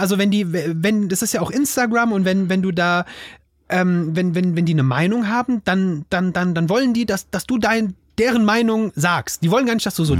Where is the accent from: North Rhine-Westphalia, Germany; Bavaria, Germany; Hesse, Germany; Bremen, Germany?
Hesse, Germany; Offenbach; ich komme aus, ich komme aus Hessen, aus Offenbach.